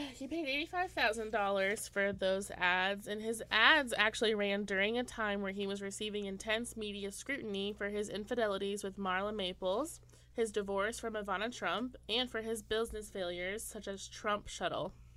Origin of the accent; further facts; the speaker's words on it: Indiana, United States; moved away; I'm from Indiana. Didn't know anyone of color.